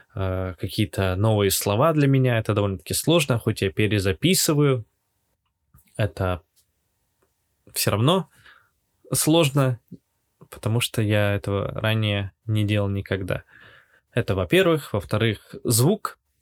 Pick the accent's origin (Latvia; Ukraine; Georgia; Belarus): Latvia; moved away as an adult; now in Yekaterinburg, Russia; родился и вырос в Латвии, и в конце 2021 года я переехал в Россию. А если быть более конкретным, в Екатеринбург.